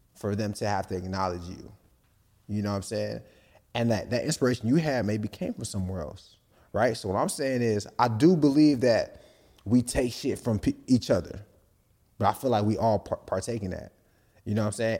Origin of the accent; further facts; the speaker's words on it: Nigeria; I'm Nigerian.